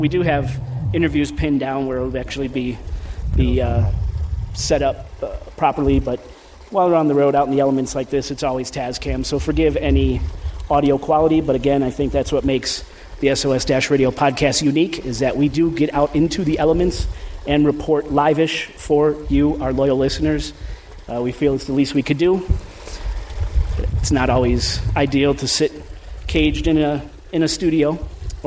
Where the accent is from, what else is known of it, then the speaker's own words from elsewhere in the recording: Midwest, United States; I'm from the Midwest